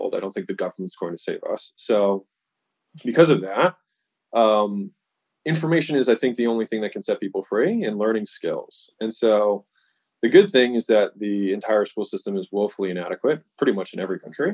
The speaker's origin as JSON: {"language": "English", "country": "United States", "tie": "born or raised there", "said": "I was born in the United States"}